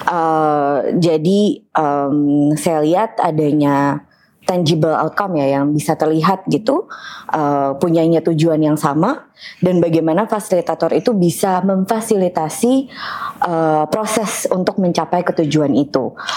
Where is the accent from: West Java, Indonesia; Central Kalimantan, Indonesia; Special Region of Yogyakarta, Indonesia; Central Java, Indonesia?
Special Region of Yogyakarta, Indonesia; Yogyakarta; now in Bali, Indonesia; uh, saya …, aslinya dari Jogja, tapi lama tinggal di Bali.